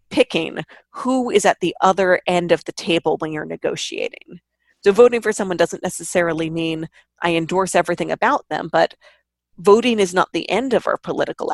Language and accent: English; New York, United States; I grew up in New York in the era before electronic ballots